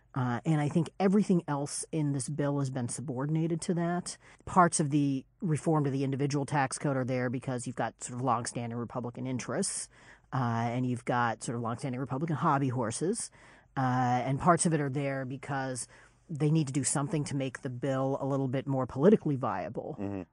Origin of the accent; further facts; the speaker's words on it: Kansas, United States; I'm from Kansas